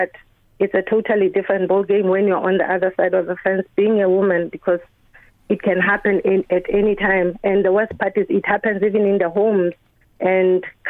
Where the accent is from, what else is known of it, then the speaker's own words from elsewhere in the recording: Lesotho; moved away as an adult; now in Ireland; I'm from Lesotho in Southern Africa. My country is landlocked by South Africa